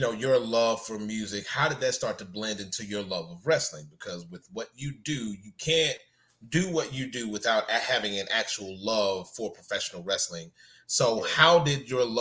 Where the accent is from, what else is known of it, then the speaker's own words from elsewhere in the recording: North Louisiana, United States; I'm from North Louisiana